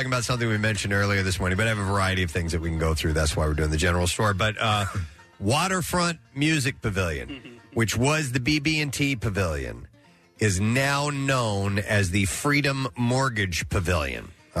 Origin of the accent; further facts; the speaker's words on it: St. Louis, Missouri, United States; I grew up in St. Louis, so I grew up with Busch Stadium.